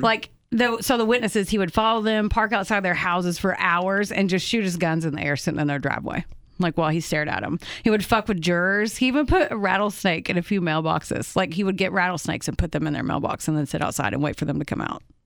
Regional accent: Oakland City, Indiana, United States; I was born in Oakland City, Indiana

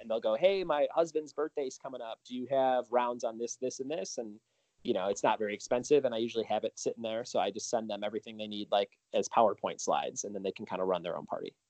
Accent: Chicago, Illinois, United States; moved away; I'm originally from Chicago, so I do a lot of shows back there from time to time

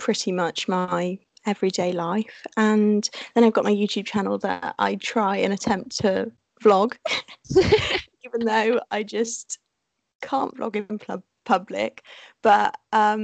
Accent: Cheltenham, South West England, United Kingdom; I'm a blogger from Cheltenham

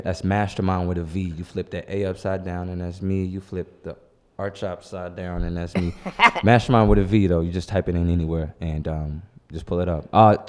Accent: St. Louis, Missouri, United States; I'm so blessed to have grown up on the North.

